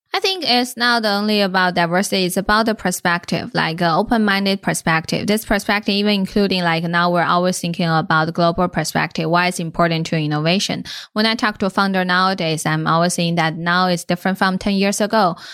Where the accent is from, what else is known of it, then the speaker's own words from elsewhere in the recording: Inner Mongolia, China; moved away as an adult; also born or lived in California; now in United States; I was born and raised in Inner Mongolia